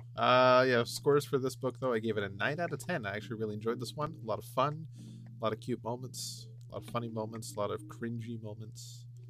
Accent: Canada; me being the Canadian

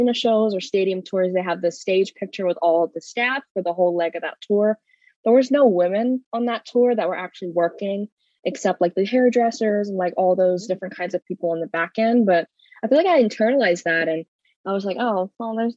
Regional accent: Philadelphia, Pennsylvania, United States; I'm from South Philly

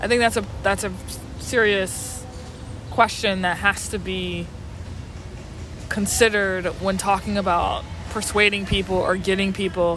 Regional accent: New Orleans, Louisiana, United States; I grew up in New Orleans, which is a deeply Catholic town

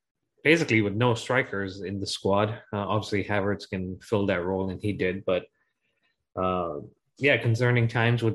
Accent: Ghana; now in Connecticut, United States; Jackie and I were growing up in Ghana

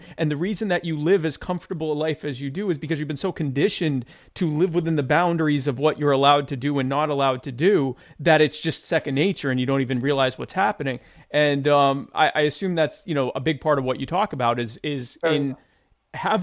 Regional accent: United States; I grew up in the States

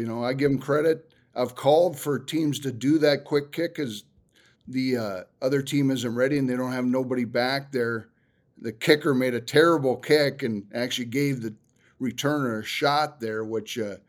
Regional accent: North Dakota, United States; You know, my home state team. You know, I root for the North Dakota team more

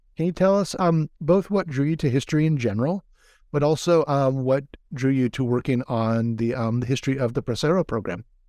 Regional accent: Hawaii, United States; now in California, United States; I'm from Hawaii and been living in California

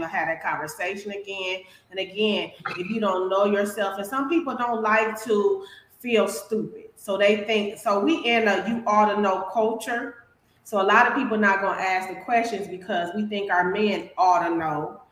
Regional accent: Milwaukee, Wisconsin, United States; now in Phoenix, United States; I'm from Milwaukee, Wisconsin, and now I'm located in Phoenix, Arizona.

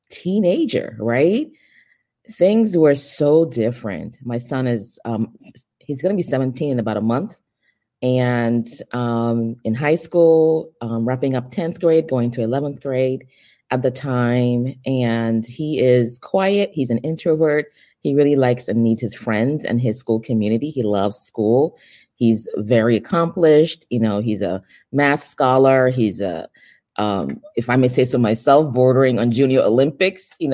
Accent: Nigeria; also born or lived in Europe; now in United States; I am originally from Nigeria. Um, I consider myself a global citizen, um, born in Nigeria, raised in Europe, and um, moved to the United States in my late teens.

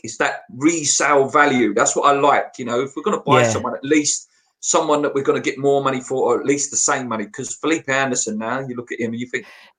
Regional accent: Canning Town, London, United Kingdom; I'm originally from Canning Town, obviously.

